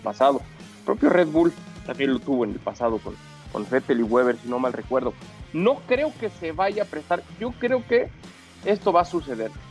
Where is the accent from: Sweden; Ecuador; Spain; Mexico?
Mexico; como mexicano